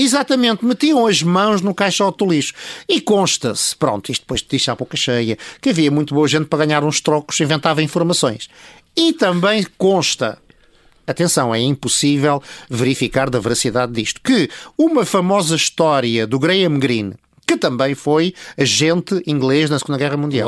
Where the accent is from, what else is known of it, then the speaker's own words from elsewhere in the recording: Lisbon, Portugal; eu nasci na Travessa do Noronha